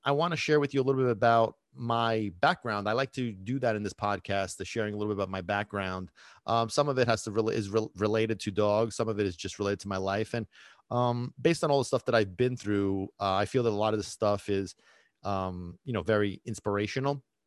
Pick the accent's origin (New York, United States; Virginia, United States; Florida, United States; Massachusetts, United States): New York, United States; New York City; also born or lived in Sicily, Italy; I was born in Brooklyn. I lived in Brooklyn until I was ten years old. And then my whole family, we moved to, uh, to Italy, to Sicily. And I lived there for seven years from the age of ten to seventeen and then moved back to America